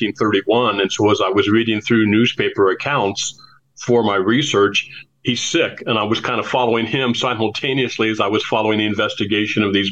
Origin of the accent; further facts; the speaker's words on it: San Diego, California, United States; also born or lived in Anderson, Indiana; I grew up in San Diego